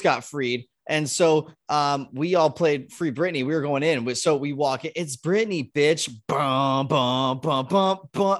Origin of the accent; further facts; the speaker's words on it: Southern California, United States; moved away as an adult; also born or lived in Ohio; I grew up in Southern California